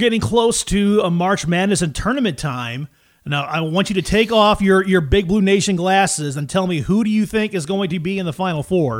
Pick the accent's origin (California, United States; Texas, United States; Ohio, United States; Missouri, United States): Missouri, United States; St. Louis; No, I'm from St. Louis.